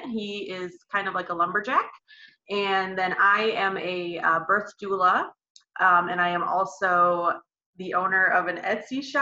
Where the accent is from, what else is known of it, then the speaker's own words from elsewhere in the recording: Elkhart, Indiana, United States; I'm from Elkhart, Indiana. It's about 45 minutes from Notre Dame or so